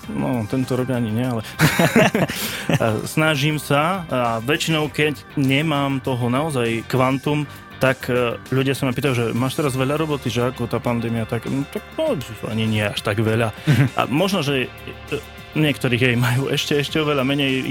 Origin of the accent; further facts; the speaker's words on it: Banská Bystrica, Banská Bystrica Region, Slovakia; ja som Bystričan a som hrdý na to, že som Bystričan